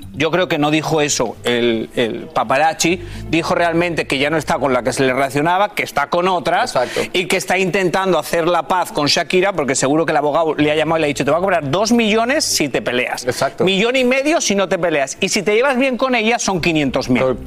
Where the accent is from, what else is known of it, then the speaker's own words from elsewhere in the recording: Spain; moved away; yo nací en España